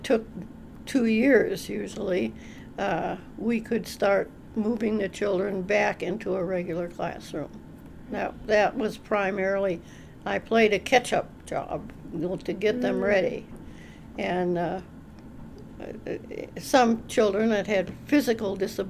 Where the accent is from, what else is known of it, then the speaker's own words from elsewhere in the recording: Minnesota, United States; also born or lived in Illinois; I was born in Minnesota, and I lived until I was 18 in Minnesota